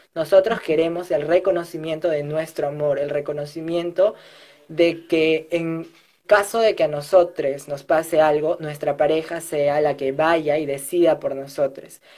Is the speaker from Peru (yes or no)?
yes; Peru; now in Lima, Peru; soy del interior del país, no soy de Lima